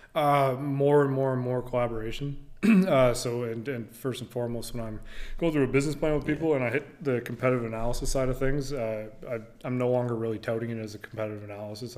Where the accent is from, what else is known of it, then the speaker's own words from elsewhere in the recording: Chatham-Kent, Ontario, Canada; also born or lived in Amherstburg, Ontario; Moved to Chatham when I was young, like two. Uh, spent most of my time in Chatham growing up through grade eight